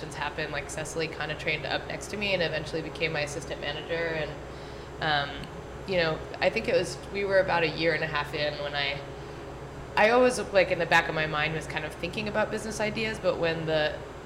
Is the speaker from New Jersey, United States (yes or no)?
yes; New Jersey, United States; moved away as an adult; also born or lived in California; now in Philadelphia, United States; I was from New Jersey.